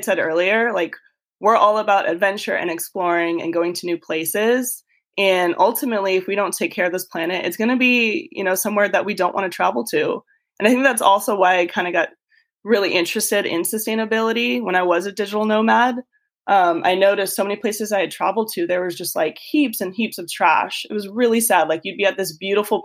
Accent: Tucson, Arizona, United States; moved away as an adult; also born or lived in Austin, Texas; I grew up in Tucson, Arizona, and I went to school out there

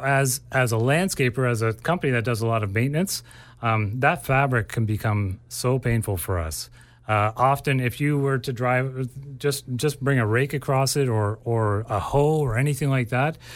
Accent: Ontario, Canada; now in Abbotsford, Canada; I grew up in Ontario, and things just grow way slower there uh, compared to here

